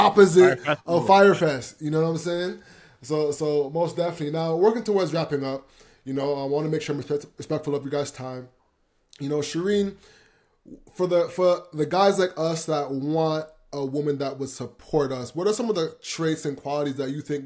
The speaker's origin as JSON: {"language": "English", "country": "Jamaica", "said": "I'm Jamaican"}